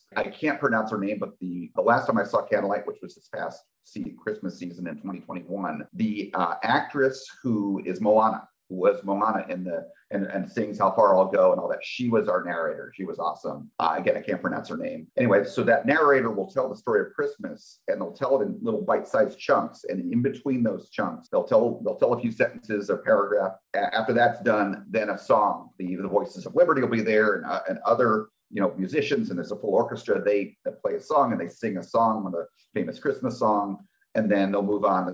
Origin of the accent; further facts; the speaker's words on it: New Jersey, United States; also born or lived in California; now in Orlando, United States; I grew up in New Jersey